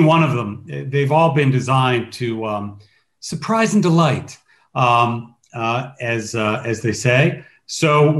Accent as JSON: {"language": "English", "region": "New Jersey", "country": "United States", "tie": "born or raised there", "moved": "yes", "said": "I grew up in New Jersey for 15 years in my childhood"}